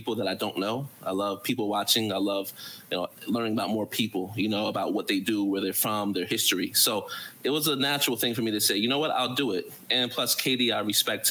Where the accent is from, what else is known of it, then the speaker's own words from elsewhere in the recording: New Jersey, United States; moved away as an adult; now in Qatar; I'm from New Jersey, so there's a boardwalk culture.